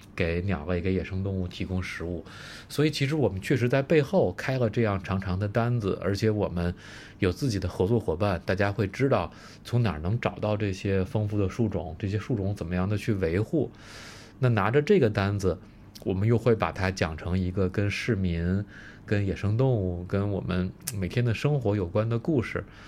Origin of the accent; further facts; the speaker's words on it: Beijing, China; 我其实是在北京出生长大的